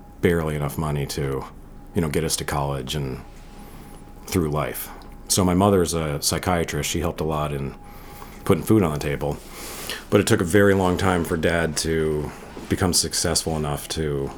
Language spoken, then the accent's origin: English; Connecticut, United States; I grew up on Boston Whalers and was running around the Connecticut shores when I was 9 by myself on it